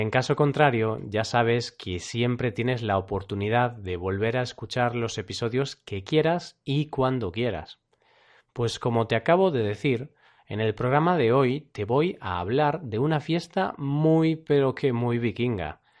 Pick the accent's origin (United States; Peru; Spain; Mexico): Spain; Galicia; ya paro que al final se me va a notar mucho que soy de Galicia